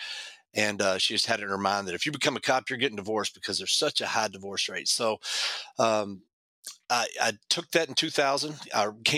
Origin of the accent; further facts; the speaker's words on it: Louisville, Kentucky, United States; I grew up in Louisville